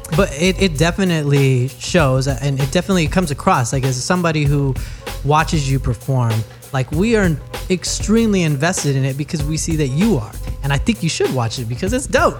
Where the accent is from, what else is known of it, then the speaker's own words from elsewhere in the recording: Newark, California, United States; I'm from Newark.